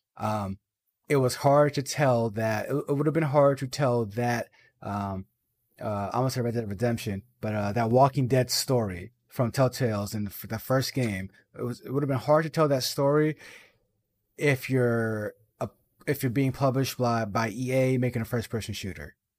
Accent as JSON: {"language": "English", "town": "Boston", "region": "Massachusetts", "country": "United States", "said": "I'm from Boston"}